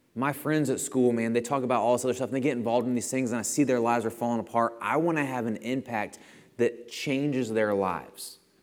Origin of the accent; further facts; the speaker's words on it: Bethalto, Illinois, United States; I'm from Bethalto